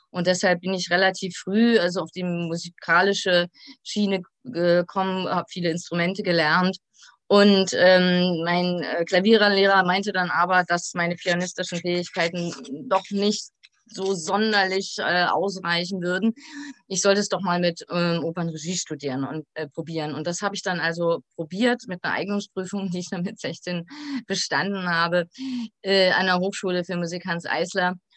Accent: Berlin, Germany; also born or lived in Greifswald; now in Sundhagen, Germany; bin ich eigentlich in Ostberlin aufgewachsen

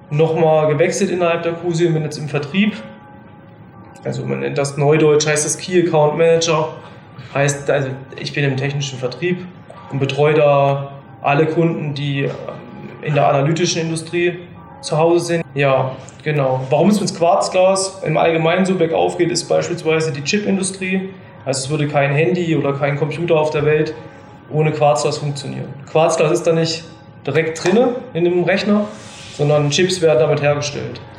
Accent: Hinternau, Thuringia, Germany; ich komme eigentlich aus Hinternau, da sitzt hier ein Dorf im Thüringer Wald

